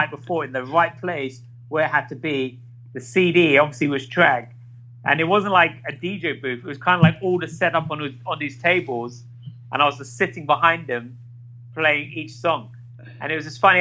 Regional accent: London, United Kingdom; I grew up in Ladbroke Grove, which is West London.

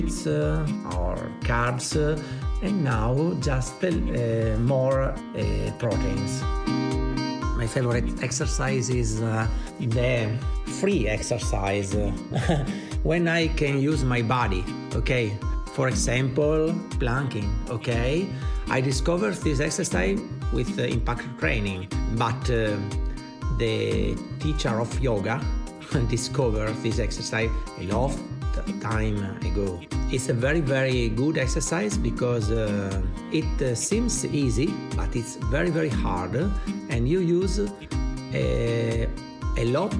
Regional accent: Italy; English is a second language; I'm from Italy

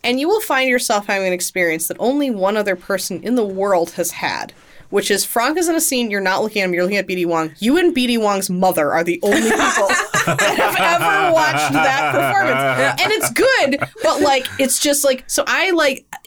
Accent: Texas, United States; I'm from Texas

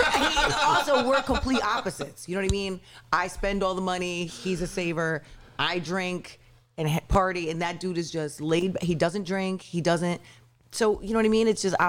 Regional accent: Bristol, Connecticut, United States; I grew up in Bristol. And then I moved.

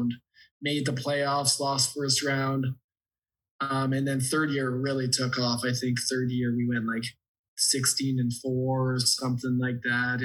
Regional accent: Ontario, Canada; I didn't care if I was from Ontario

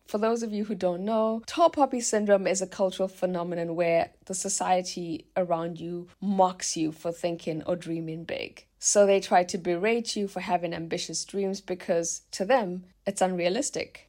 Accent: South Africa; now in Germany; my small seaside hometown in South Africa

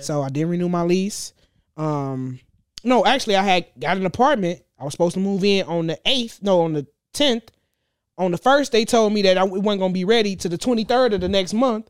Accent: Gary, Indiana, United States; also born or lived in Texas; I grew up in Gary. I ain't moved out of Gary until I was nineteen.

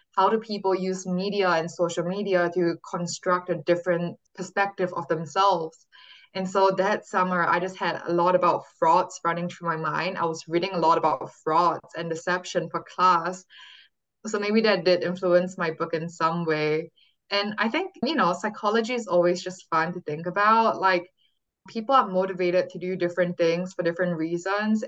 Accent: Singapore; moved away as an adult; now in California, United States; born and raised in Singapore, but I came to California and when I was 18 for college at Stanford University

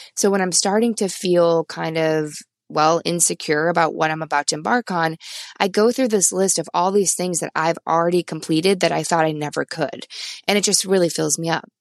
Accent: Midwest, United States; now in Vermont, United States; I'm from the Midwest

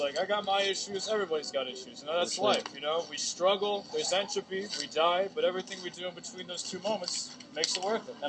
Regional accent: Kings Park, New York, United States; Originally Kings Park.

